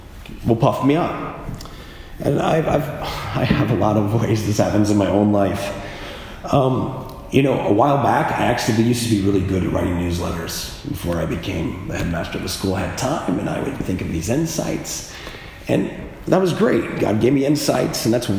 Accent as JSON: {"language": "English", "region": "Midwest", "country": "United States", "tie": "born or raised there", "said": "I grew up in the Midwest"}